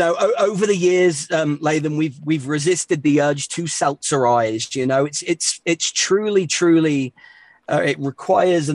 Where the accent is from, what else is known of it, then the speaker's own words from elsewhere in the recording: England, United Kingdom; accent: English; also born or lived in New York City, United States; now in Denver, United States; I class myself as an American these days with an English accent.